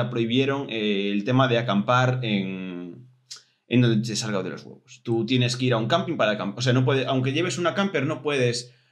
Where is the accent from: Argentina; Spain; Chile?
Spain; Somos españoles.